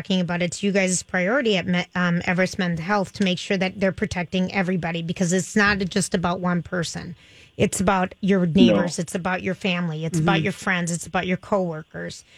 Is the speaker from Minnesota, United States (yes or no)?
yes; Minnesota, United States; being a Minnesotan